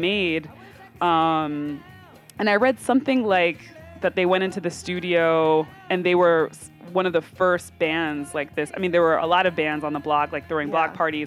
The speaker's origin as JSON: {"language": "English", "town": "Hartford", "region": "Connecticut", "country": "United States", "tie": "born or raised there", "said": "my hometown, which is Hartford, Connecticut"}